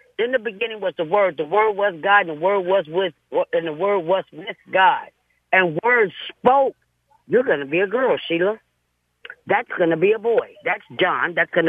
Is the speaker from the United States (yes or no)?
yes; San Francisco, California, United States; now in Antioch, United States; I grew up in San Francisco.